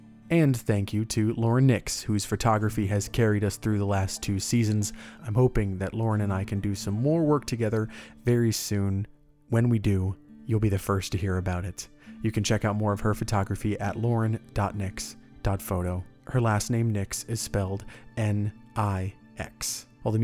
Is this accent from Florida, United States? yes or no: yes; Orlando, Florida, United States; Orlando Weekly. They are one of the local newspapers here in my hometown